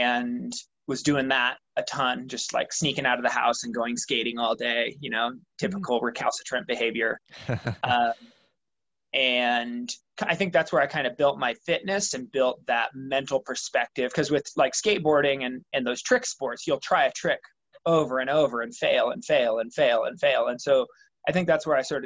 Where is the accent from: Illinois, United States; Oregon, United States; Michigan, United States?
Oregon, United States; Baker City; now in Bonanza, United States; I was born and raised in Baker City, Oregon, which is in northeastern Oregon